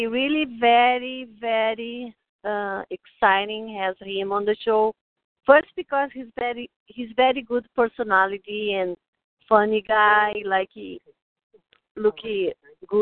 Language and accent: English; Brazil; English is a second language; moved away as an adult; now in United States; I am from Brazil. No, I've been here long time, like 25 years. My English is still